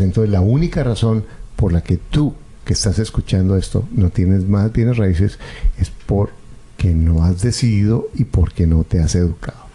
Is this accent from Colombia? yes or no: yes; Colombia; Yo recuerdo en Colombia, yo soy colombiano